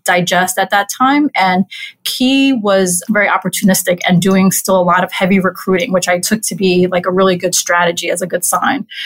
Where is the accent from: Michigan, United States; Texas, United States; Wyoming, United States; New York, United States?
New York, United States; New York City; I grew up in Corona, Queens. I'm a native New Yorker.